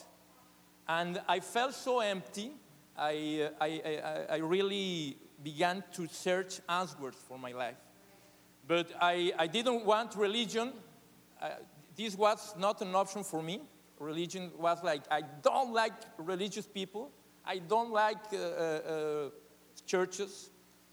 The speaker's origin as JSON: {"language": "English", "region": "Mexico City", "country": "Mexico", "tie": "born or raised there", "second_language": "English", "said": "I was born in Mexico City, one of the biggest cities in the world."}